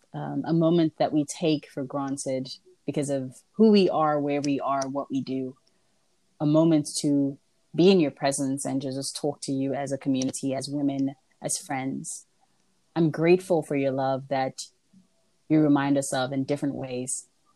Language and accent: English; South Africa; also born or lived in Nigeria / Kenya; I am not South African, for those asking. I am Congolese. I was just raised in South Africa, Nigeria, Kenya, and a bunch of different places that I grew up